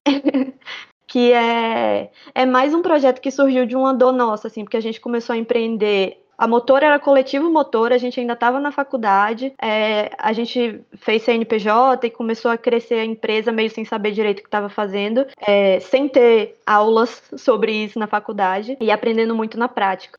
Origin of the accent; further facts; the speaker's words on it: Northeast Brazil, Brazil; Mesmo sendo nordestina